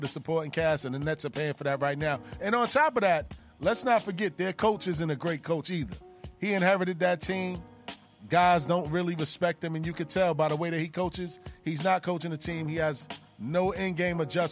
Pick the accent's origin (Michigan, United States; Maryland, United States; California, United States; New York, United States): New York, United States; I'm a New Yorker